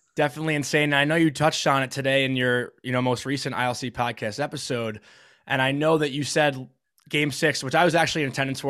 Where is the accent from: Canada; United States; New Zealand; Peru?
United States; Syosset, New York; I'm from Syosset, Long Island.